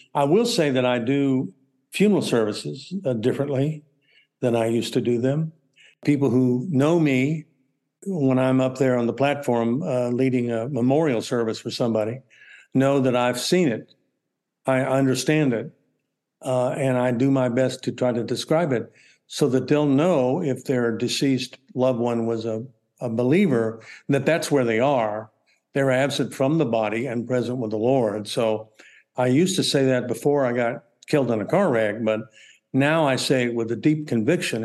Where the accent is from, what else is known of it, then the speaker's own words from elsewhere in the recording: Texas, United States; I'm from Texas